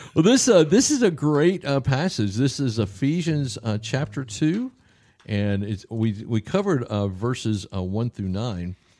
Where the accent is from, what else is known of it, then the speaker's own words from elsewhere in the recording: the South, United States; I'm from the South